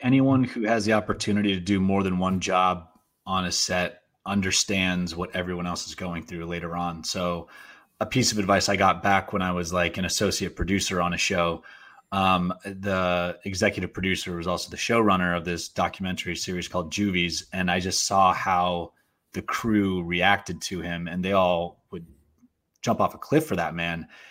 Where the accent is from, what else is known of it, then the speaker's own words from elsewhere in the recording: Portland, Oregon, United States; also born or lived in Philippines; when I moved to Portland, Oregon, um, years later, when I was seven